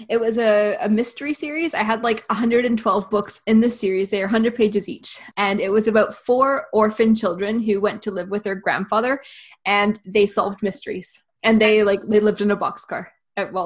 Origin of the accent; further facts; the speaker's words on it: Canada; now in Northern Ireland, United Kingdom; I'm from Canada and I live